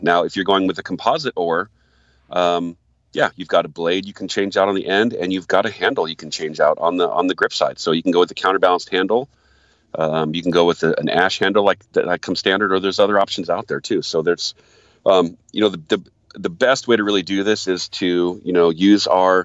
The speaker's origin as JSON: {"language": "English", "region": "Michigan", "country": "United States", "tie": "born or raised there", "moved": "yes", "said": "I'm originally a Michigander. I was born in Michigan"}